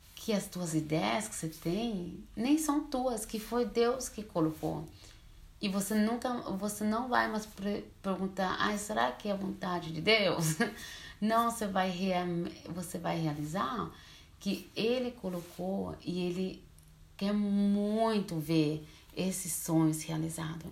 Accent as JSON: {"language": "Portuguese", "country": "Switzerland", "tie": "born or raised there", "also_born_or_lived": "Brazil", "second_language": "Portuguese", "said": "Eu moro na Suíça, mas sou brasileira. Eu vim para a Suíça bem pequena, com quatro anos de idade, então assim, eu sou mais suíça do que brasileira. Português eu também aprendi aqui."}